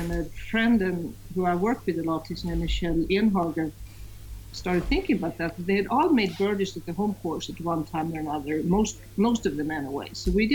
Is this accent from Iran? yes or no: no; Sweden; I'm from Sweden